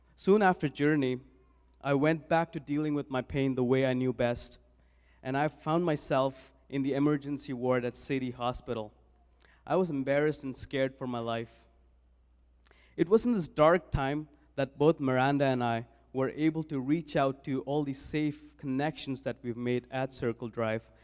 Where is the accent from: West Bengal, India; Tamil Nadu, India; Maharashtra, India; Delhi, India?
Delhi, India; New Delhi; moved away as an adult; now in Saskatoon, Canada; I was born and raised in New Delhi, India